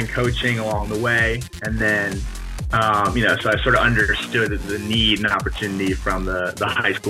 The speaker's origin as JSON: {"language": "English", "region": "New Jersey", "country": "United States", "tie": "born or raised there", "said": "I grew up in New Jersey. I was a football and lacrosse player."}